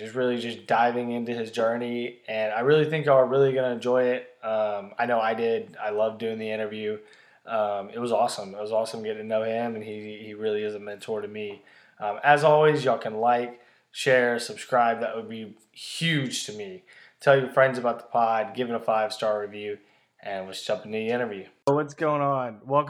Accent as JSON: {"language": "English", "town": "Memphis", "region": "Tennessee", "country": "United States", "said": "I'm from Memphis. So I've had a crazy, crazy journey."}